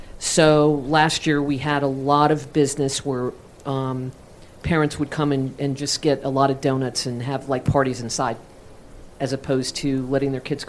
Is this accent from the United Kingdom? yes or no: no; Ireland; And actually, I'm Irish and I'm a drinker.